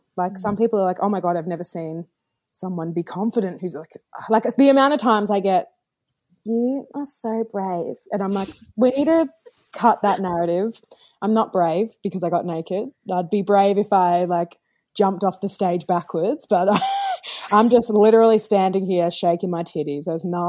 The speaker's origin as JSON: {"language": "English", "town": "Brooklyn", "region": "New York", "country": "United States", "accent": "Brooklyn", "said": "me doing audio and vocals over the top in my Brooklyn accent"}